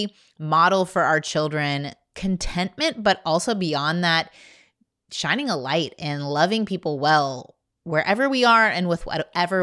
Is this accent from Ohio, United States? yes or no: no; Indiana, United States; I'm from Indiana